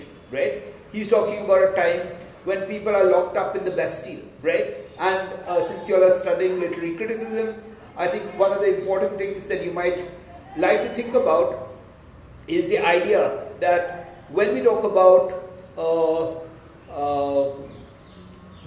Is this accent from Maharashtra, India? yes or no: yes; Pune, Maharashtra, India; the town that I was brought up in Pune, right? In a place called Yerabda